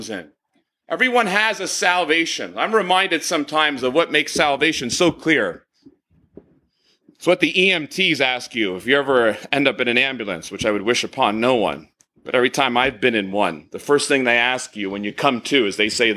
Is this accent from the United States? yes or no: yes; New Jersey, United States; I was from New Jersey